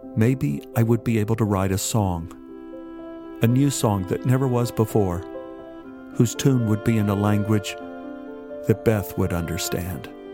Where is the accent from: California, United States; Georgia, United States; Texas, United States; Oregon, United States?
Texas, United States; Dallas; Growing up in Oak Cliff